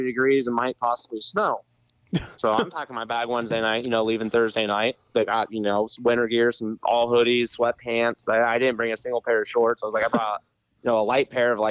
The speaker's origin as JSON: {"language": "English", "region": "Ohio", "country": "United States", "tie": "born or raised there", "said": "I grew up riding in the winter and stuff in Ohio"}